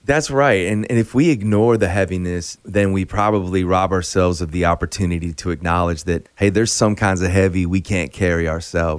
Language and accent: English; Chicago, Illinois, United States; now in Nashville, United States; I grew up in Chicago